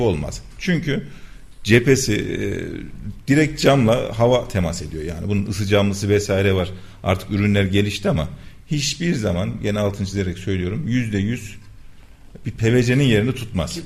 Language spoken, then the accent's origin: Turkish; Kayseri Province, Turkey; 1981 Kayseri doğumluyum.